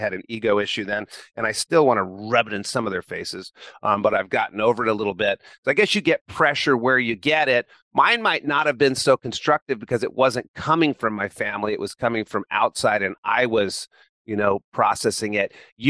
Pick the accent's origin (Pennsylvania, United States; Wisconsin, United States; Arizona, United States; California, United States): California, United States; Chico; high school in Chico, California, born and raised in Chico, went to Chico State